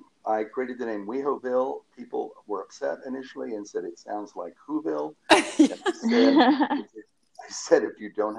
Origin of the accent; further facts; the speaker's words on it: North Carolina, United States; moved away as an adult; also born or lived in Hartford, Connecticut; I grew up in North Carolina, which is where I was born and raised. and worked for newspapers there, the Raleigh Times, the Charlotte Observer, which is the biggest paper in the state. Then moved to Hartford, Connecticut